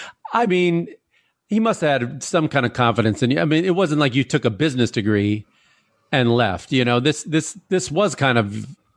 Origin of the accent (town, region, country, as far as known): Chicago, Illinois, United States; born or raised there; also born or lived in Port Washington, Wisconsin